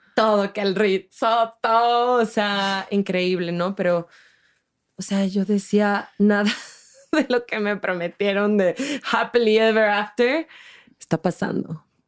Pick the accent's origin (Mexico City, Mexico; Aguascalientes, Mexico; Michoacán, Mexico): Mexico City, Mexico; moved away as an adult; also born or lived in Switzerland / Barcelona, Spain; soy chilanga, soy del DF